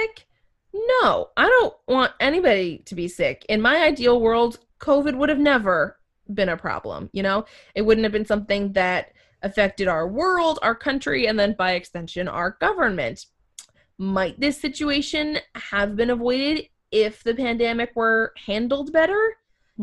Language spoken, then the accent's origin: English; Maine, United States; I would say I have more pride of being a Mainer than I do of being an American